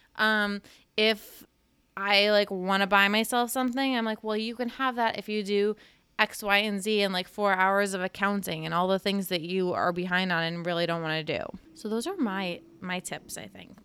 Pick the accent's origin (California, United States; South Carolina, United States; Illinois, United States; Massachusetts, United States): Massachusetts, United States; Cape Cod; moved away; I grew up on Cape Cod